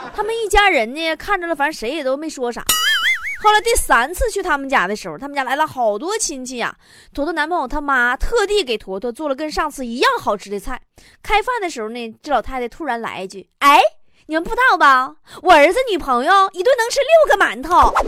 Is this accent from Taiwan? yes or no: no; Northeast China, China; 作为一个东北人